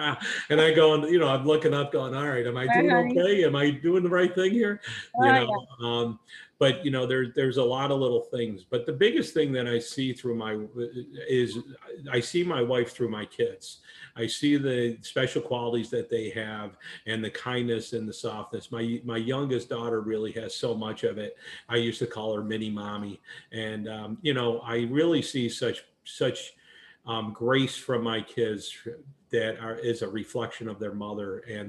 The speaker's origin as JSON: {"language": "English", "region": "New York", "country": "United States", "moved": "yes", "said": "and now here I am, I'm a transplant from New York down here."}